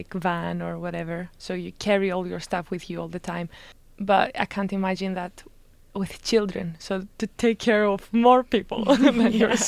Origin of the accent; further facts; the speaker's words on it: northern Greece, Greece; English is a second language; now in Gothenburg, Sweden; I come from the north part of Greece.